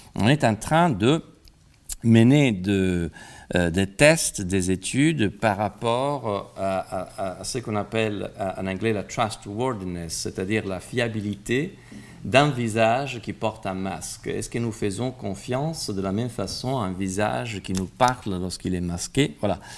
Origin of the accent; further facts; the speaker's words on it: Italy; now in France; je suis italien